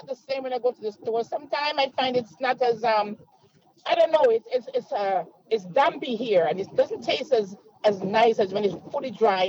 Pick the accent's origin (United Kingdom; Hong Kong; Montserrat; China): Montserrat; now in Scarborough, Canada; I'm calling from Scarborough. I am a West Indian from Montserrat, okay, in the Caribbean.